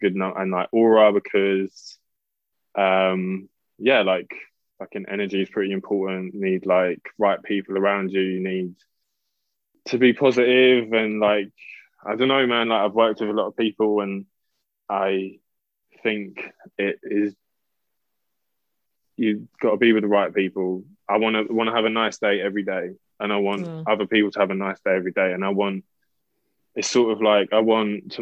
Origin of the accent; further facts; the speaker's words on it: London, United Kingdom; I'm from Southeast London